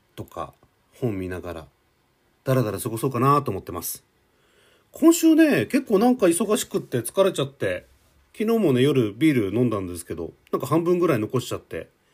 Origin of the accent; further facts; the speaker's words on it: Hokkaido, Japan; now in Tokyo, Japan; 私も北海道出身なんですけどね。